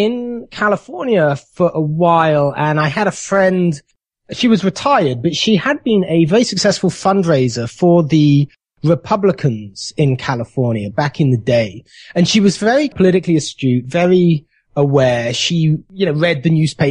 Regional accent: United Kingdom; moved away as an adult; now in United States; the country where I was born

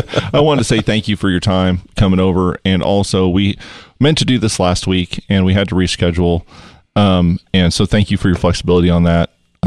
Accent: Midwest, United States; We're from the Midwest.

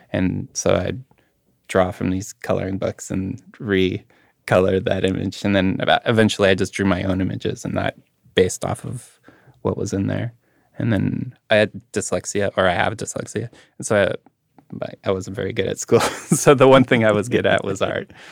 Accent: Winnipeg, Manitoba, Canada; growing up in Winnipeg

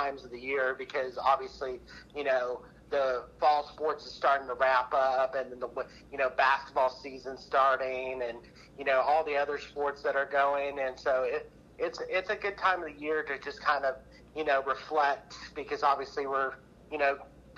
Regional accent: Texas, United States; now in Oklahoma, United States; I'm originally from Texas. So, hailed from there

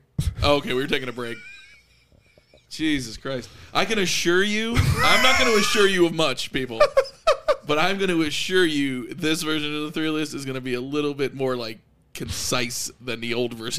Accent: Florida, United States; also born or lived in New York / Sunrise, Florida; I was born in New York, moved to Florida. How old? 3.

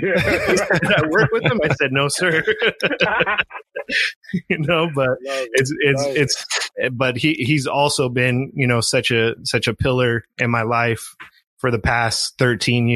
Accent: East Oakland, Ramona, Southern California, United States; We moved from East Oakland to Ramona

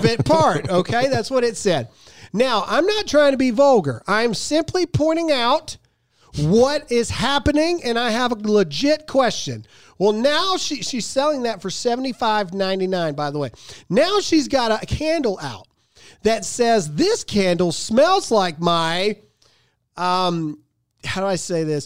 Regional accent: Mississippi, United States; moved away; my home state of Mississippi

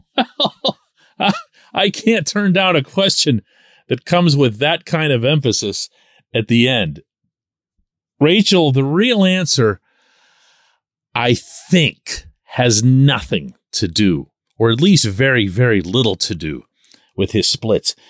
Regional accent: Pittsburgh, Pennsylvania, United States; I'm born and raised in Pittsburgh

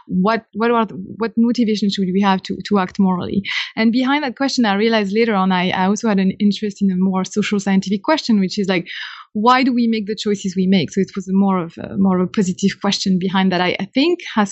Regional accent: Caen, Normandy, France; accent: French; English is a second language; moved away; I guess I'm French. You note that from my accent immediately. I come from Normandy, from a town called Caen, C-A-E-N, it's spelled

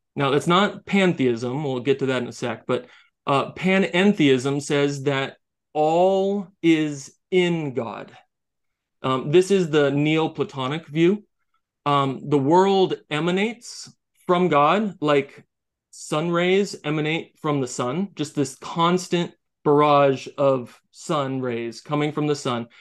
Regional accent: United States; I'm an American

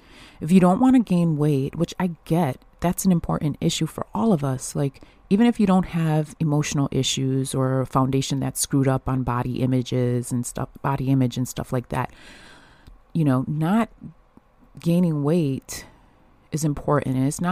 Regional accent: Buffalo, New York, United States; I'm from Buffalo, New York, and it's natural for me.

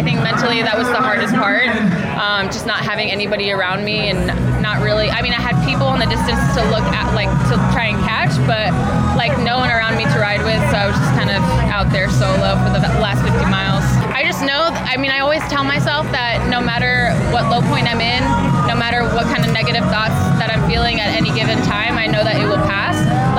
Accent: Whitefish, Montana, United States; now in Encinitas, United States; I am from Encinitas, California, but I'm moving back to Whitefish, Montana, where I grew up on Monday.

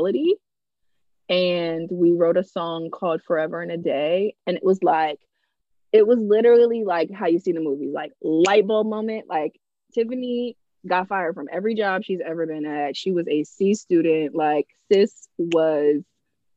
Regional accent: East Coast, United States; also born or lived in Philadelphia (family); I'm from the East Coast

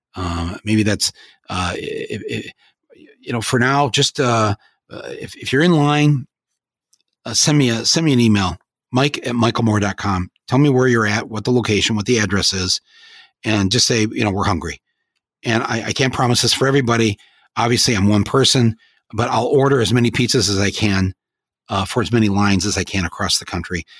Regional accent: Michigan, United States; I'm from Michigan

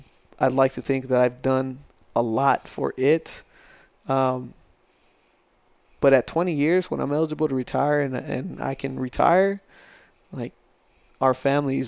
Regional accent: El Paso, Texas, United States; moved away as an adult; also born or lived in Florida; now in San Angelo, United States; I grew up in El Paso

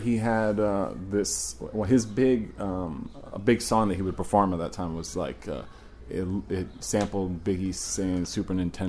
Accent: Southwestern Virginia, United States; accent: country; I'm from the south, too. I'm from Virginia.

